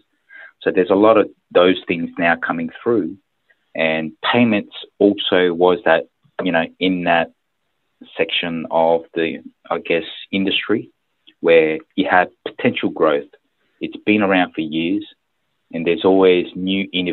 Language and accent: English; Sydney, New South Wales, Australia; also born or lived in Busan, South Korea; I was born in Busan in South Korea. My father was posted by the company in Korea to look after the Australia office. And so my family, my mother and my younger brother moved over.